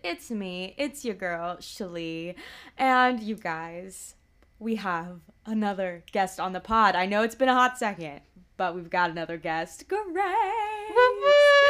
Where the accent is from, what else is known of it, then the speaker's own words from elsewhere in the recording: West Coast, United States; moved away; I'm from the West Coast